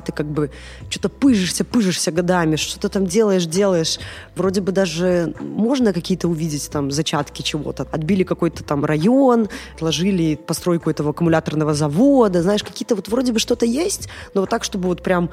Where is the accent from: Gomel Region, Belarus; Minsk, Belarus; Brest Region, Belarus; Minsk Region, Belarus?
Gomel Region, Belarus; Gomel; Я из Гомеля